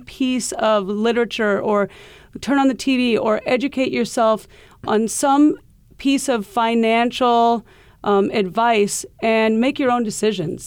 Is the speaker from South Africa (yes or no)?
no; Iowa, United States; moved away as an adult; now in New York City, United States; we grew up in Iowa